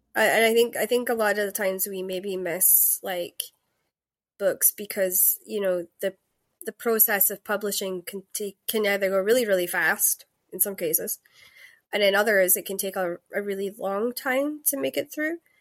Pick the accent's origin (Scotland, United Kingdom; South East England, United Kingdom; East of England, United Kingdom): Scotland, United Kingdom; I'm Scottish